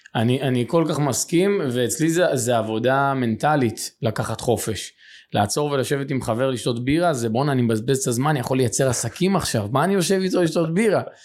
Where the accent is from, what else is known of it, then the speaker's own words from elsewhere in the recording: Beit Shemesh, Jerusalem District, Israel; גדלתי בשכונת עוני ופשע. אה, מה שנקרא יכולתי ברמת לח"י בבית שמש